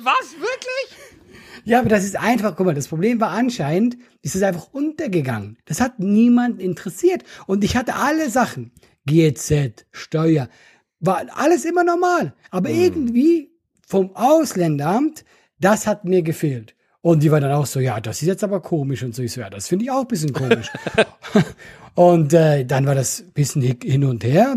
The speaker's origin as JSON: {"language": "German", "country": "Switzerland", "moved": "yes", "lives_now": "Germany", "said": "als Schweizer"}